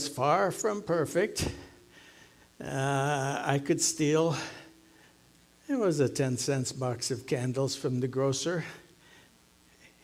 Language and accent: English; Sunburg, Minnesota, United States; Sundberg was my hometown, 120 miles northwest of the Twin Cities